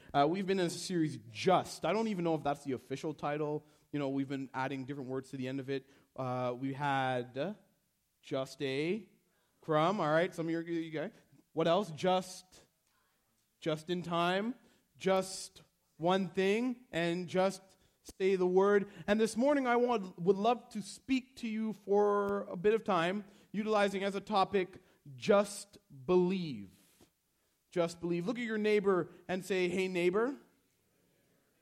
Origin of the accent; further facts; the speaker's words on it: Canada; I was born in Canada